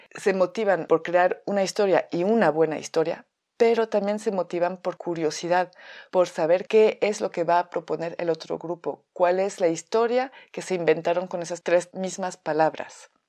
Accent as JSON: {"language": "Spanish", "country": "France", "second_language": "Spanish", "moved": "as an adult", "lives_now": "Mexico", "said": "llevo viviendo en México 14 años, soy francesa"}